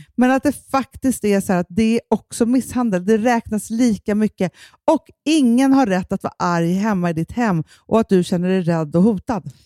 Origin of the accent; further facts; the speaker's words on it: Sweden; jag känner som svensk kvinna